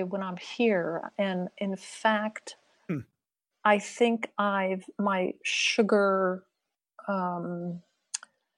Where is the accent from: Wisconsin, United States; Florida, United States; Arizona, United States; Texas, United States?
Florida, United States; now in France; where I grew up in Florida